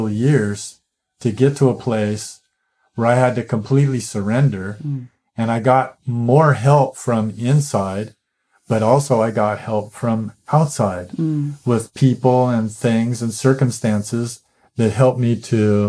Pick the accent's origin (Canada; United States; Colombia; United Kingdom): United States; growing up as an American